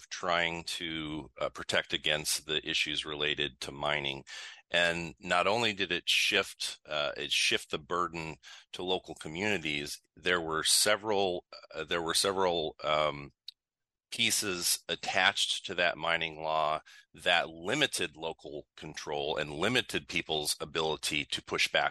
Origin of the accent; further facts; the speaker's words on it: Minnesota, United States; also born or lived in Southern United States; now in Hurley, United States; Originally, I'm from Minnesota. I spent a long time down south, and about 5 years ago, made the trek back north, and I am settled all the way up north, just off 51